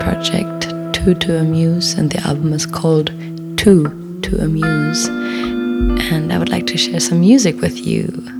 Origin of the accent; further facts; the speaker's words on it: Berlin, Germany; I am from Berlin. I am a Berliner, and I'm speaking to you from my sleeping room, from my bedroom